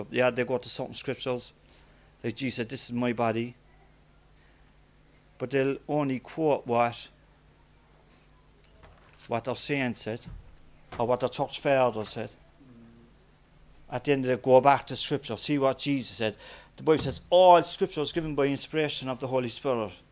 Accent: Knocknaheeny, County Cork, Ireland; even though I was from Knocknaheeny, I used to go to the Gurranabraher Church.

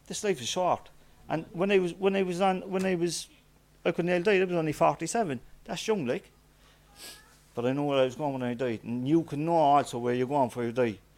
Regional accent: Knocknaheeny, County Cork, Ireland; even though I was from Knocknaheeny, I used to go to the Gurranabraher Church.

